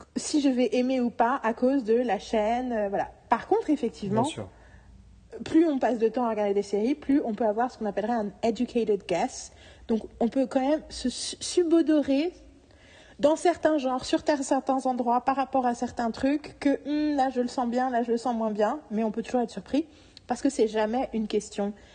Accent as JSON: {"language": "French", "country": "France", "said": "je suis française"}